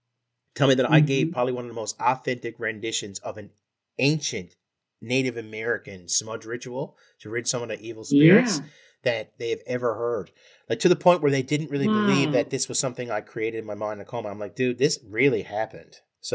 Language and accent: English; Ireland; He was as white and as Irish as you can get it. You can tell by my accent.